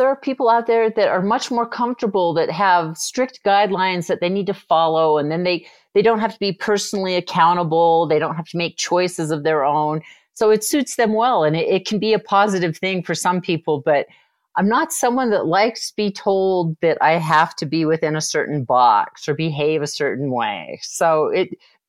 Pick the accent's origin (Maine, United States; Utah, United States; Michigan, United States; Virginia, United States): Utah, United States; I was raised in Utah.